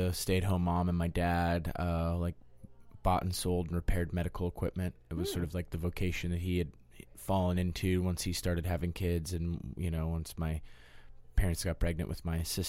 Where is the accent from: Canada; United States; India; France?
United States; Denver, Colorado; I grew up in Denver, Colorado, mainly in the suburbs. I was born in Denver, but then just sort of, like, homogenized in the suburbs and surrounded with that sort of vibe.